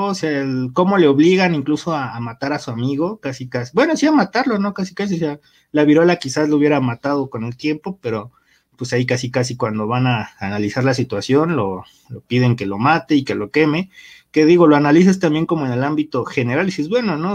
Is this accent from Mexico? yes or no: yes; Mexico; como mexicanos